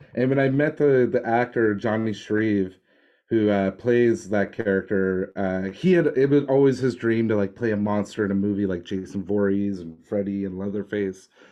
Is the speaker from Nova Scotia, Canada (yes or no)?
yes; Nova Scotia, Canada; I grew up in like Nova Scotia